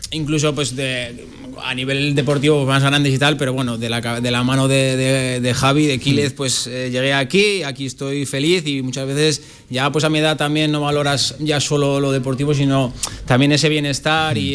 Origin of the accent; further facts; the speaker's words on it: La Rioja, Spain; moved away as an adult; also born or lived in Murcia, Spain; now in Zaragoza, Spain; yo nací, nací en Murcia, en el 82 y cuando tenía nueve años pues eh, viajé con mis padres a, La Rioja, que es donde ahora mismo en teoría sigo afincado